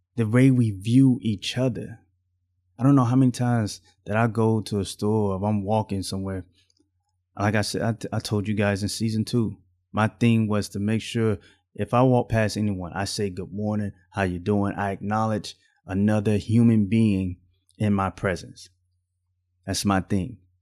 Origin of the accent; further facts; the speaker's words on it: Alabama, United States; I grew up in the South. I was raised in Alabama.